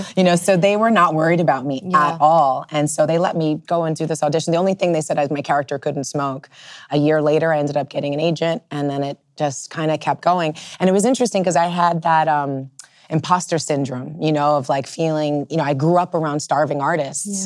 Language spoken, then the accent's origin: English; New York City, New York, United States; growing up in the Lower East Side at that particular moment